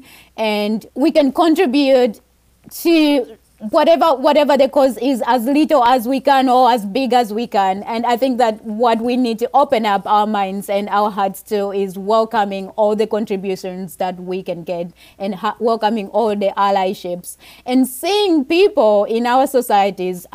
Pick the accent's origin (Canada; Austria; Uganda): Uganda; moved away; I grew up in Uganda